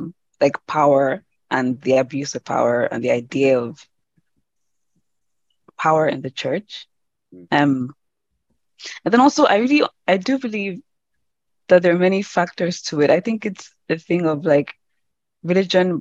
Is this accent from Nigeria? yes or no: yes; Nigeria; moved away; I'm Nigerian African, and I grew up in church in Nigeria